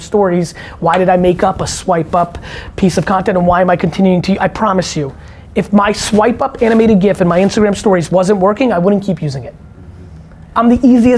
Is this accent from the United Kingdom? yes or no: no; Belarus; moved away; I was born in Belarus